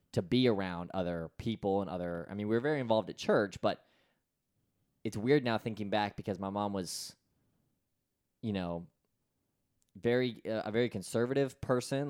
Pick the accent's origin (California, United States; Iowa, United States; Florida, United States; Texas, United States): Florida, United States; my hometown of Florida.